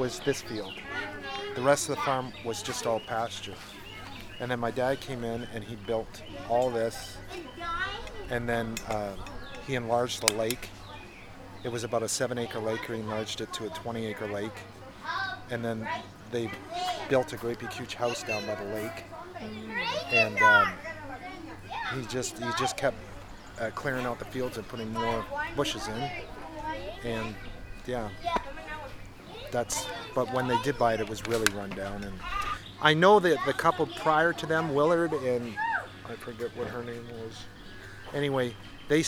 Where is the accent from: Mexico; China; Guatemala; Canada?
Canada; also born or lived in California; now in Murchison, United States; We're all from Canada.